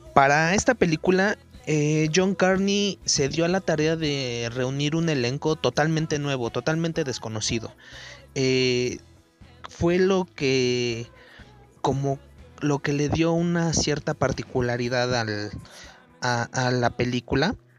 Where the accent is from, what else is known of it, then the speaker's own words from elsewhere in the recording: Mexico; los mexicanos aguantamos todo